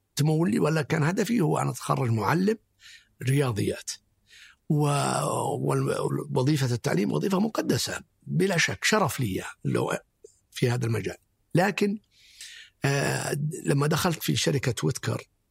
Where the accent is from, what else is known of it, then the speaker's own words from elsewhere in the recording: Abha, Asir, Saudi Arabia; نشأتي كانت في أبها و نشأت آه، آه، يتيم تقريبا